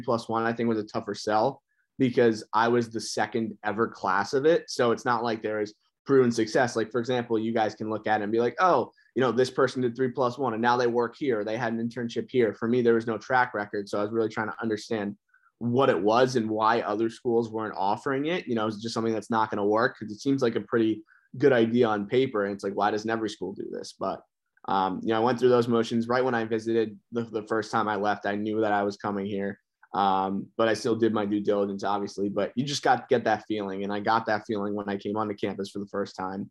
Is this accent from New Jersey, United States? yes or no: yes; New Jersey, United States; New Jersey